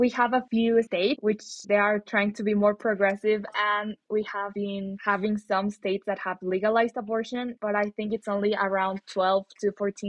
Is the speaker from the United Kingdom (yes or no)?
no; Mexico; I'm from Mexico